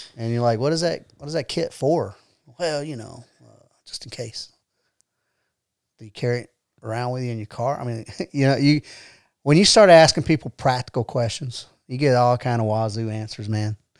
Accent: Atlanta, Georgia, United States; moved away as an adult; also born or lived in Decatur, Georgia / Fort Polk, Louisiana; now in Rome, United States; I grew up in Atlanta

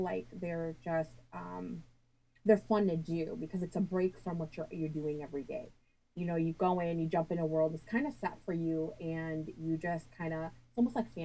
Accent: Michigan, United States; I'm from Michigan

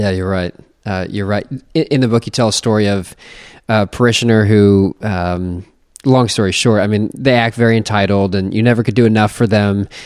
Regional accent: United States; I'm just an American

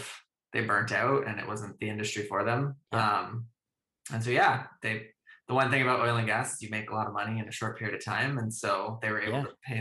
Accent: Calgary, Alberta, Canada; moved away as an adult; now in Vancouver, Canada; I was born and raised in Calgary, Alberta

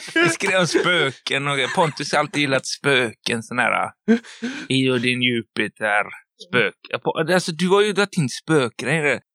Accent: Stenungsund, Västra Götaland, Sweden; Stenungsund och Görlanda, där vi kommer ifrån

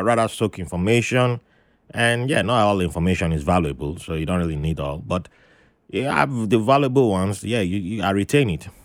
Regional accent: Nigeria; moved away; as a kid growing up in Nigeria

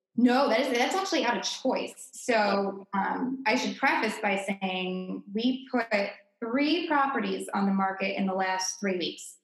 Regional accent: Greenwich, Connecticut, United States; moved away as an adult; also born or lived in Amherst, Massachusetts; now in Boston, United States; I was born and raised in Connecticut in the tri-state area.

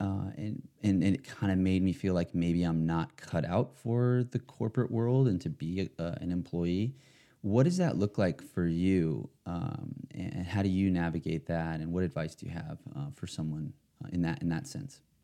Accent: West Hollywood, California, United States; here in my, my home state, my home sort of town

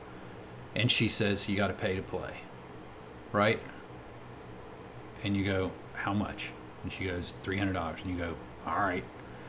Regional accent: United States; as an American

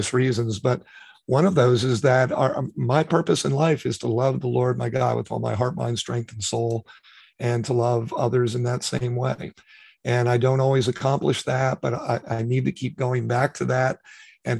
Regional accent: New York City, New York, United States; I was born in New York City, grew up in New York, and my father used to take me to Yankee games

